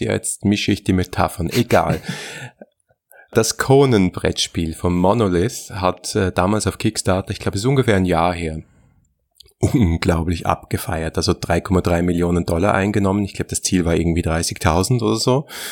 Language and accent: German; Austria